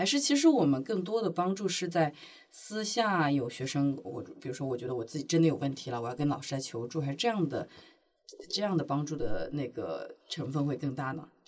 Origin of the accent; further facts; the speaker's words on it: Hubei, China; now in Shanghai, China; 湖北就是我是湖北人，到现在还是考三语数外，